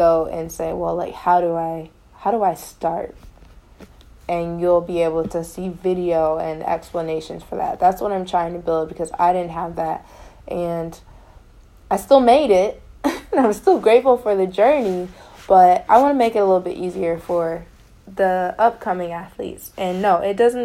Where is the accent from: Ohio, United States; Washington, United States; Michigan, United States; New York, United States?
Ohio, United States; Elyria; I'm from Elyria, Ohio. We have one public high school